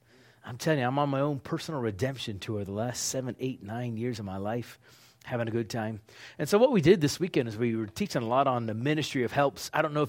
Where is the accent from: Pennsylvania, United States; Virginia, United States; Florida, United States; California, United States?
Pennsylvania, United States; Pittsburgh; also born or lived in Oklahoma; Oklahoma. Been living there for decades. Recently, I'm from Pittsburgh, Pennsylvania.